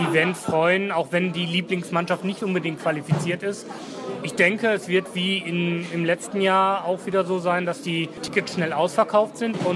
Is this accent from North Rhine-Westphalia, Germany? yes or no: yes; Cologne, North Rhine-Westphalia, Germany; erstmal ist es natürlich immer in der schönsten Stadt Deutschlands oder der Welt. Das muss ich jetzt als Kölner so sagen.